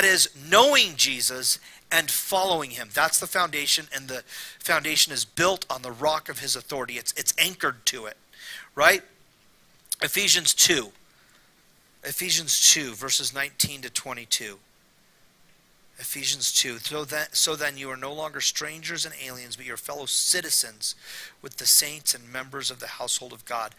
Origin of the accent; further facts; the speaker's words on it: Temecula, California, United States; also born or lived in Fullerton, California; My mom moved us to Temecula, and I grew up there the rest of my childhood, early adulthood.